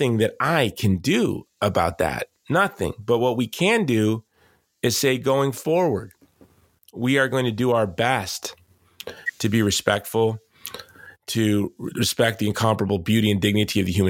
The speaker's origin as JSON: {"language": "English", "country": "United States", "tie": "born or raised there", "said": "growing up in the United States as in the 70s and 80s"}